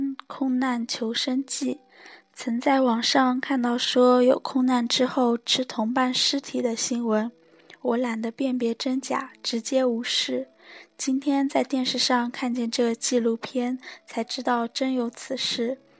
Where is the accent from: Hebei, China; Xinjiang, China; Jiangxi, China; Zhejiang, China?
Zhejiang, China; 作为浙江人，今年不得不提的天气，明显感觉今年要热。